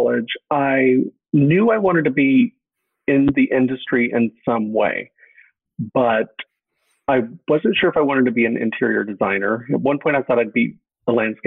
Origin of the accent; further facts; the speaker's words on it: East Texas, United States; I grew up in East Texas, about 2 hours east of Dallas, in a small town